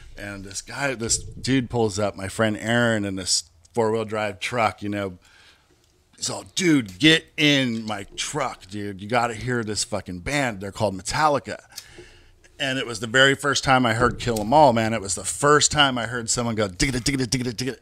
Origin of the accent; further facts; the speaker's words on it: Hayward, California, United States; moved away as an adult; also born or lived in Brentwood, California / Oakley, California; now in Brentwood/Oakley, California, United States; I grew up in South Hayward